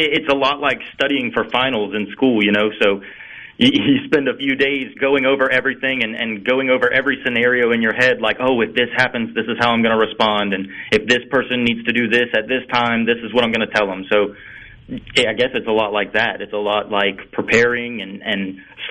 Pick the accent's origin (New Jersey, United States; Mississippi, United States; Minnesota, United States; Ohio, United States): Mississippi, United States; Picayune; I was born in Picayune, which is just a few miles away from Stennis Space Center